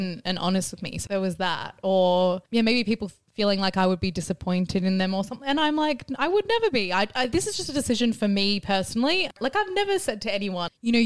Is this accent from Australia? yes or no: no; Ireland; I'm Irish